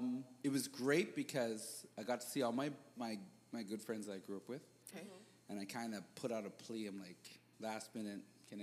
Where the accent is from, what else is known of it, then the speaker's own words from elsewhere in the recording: Canada; all of us have something in common because we're black people. We're Canadian. We have West Indian descent, or Caribbean descent.